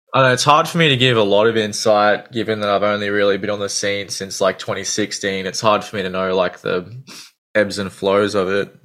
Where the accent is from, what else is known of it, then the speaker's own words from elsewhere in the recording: Gold Coast, Queensland, Australia; I generally say I'm from the Gold Coast, but I'm kind of on the on the outskirts